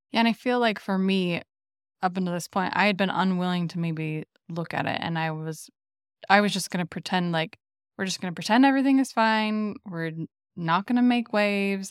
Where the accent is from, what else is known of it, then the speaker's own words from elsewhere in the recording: Gilbert, Arizona, United States; I'd lived in a suburb of the Phoenix area in Gilbert mm, basically my entire life